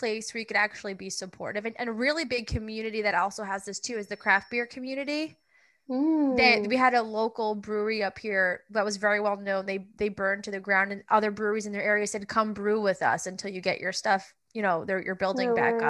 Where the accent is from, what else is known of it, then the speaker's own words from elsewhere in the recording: Long Island, New York, United States; I'm from Long Island, so obviously very much closer to New York